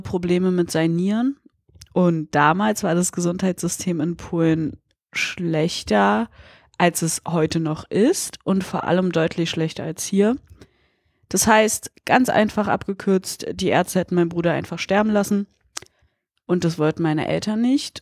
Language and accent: German; Berlin, Germany; Ich komme aus Berlin, Friedrichshain, aufgewachsen, lebe hier auch immer noch.